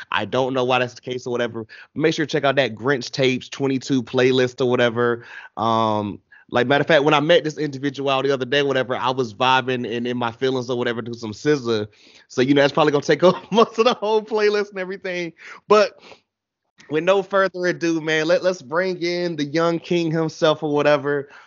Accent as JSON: {"language": "English", "town": "Atlanta", "region": "Georgia", "country": "United States", "said": "I'm from Atlanta"}